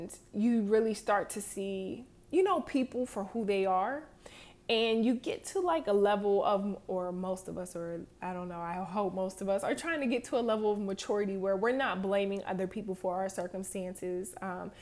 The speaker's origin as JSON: {"language": "English", "town": "Harrisburg", "region": "Pennsylvania", "country": "United States", "moved": "as an adult", "said": "I'm from Harrisburg, Pennsylvania, little bitty town"}